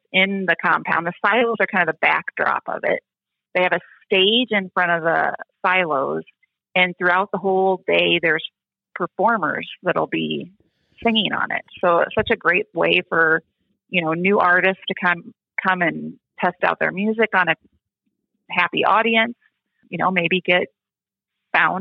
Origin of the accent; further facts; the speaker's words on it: Texas, United States; moved away as an adult; also born or lived in Montana; now in Wisconsin, United States; I grew up in Texas for, the first 18 years of my life